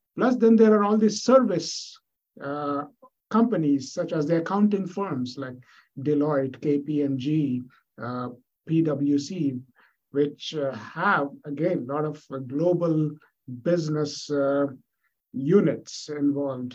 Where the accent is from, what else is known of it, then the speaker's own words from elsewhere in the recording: India; moved away; I was born and brought up in India